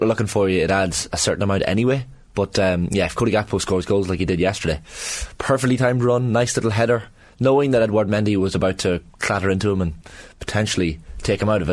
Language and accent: English; Ireland; as an Irish nation